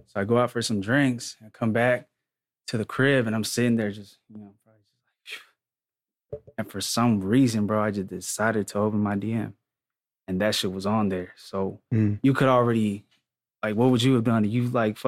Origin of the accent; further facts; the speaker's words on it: Stockton, California, United States; also born or lived in San Jose; I'm from San Jose. I grew up in Stockton. That's kind of like Central Valley